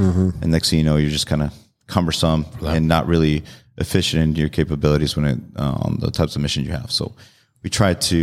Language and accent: English; San Diego, California, United States; Grew up in San Diego and born and raised in California.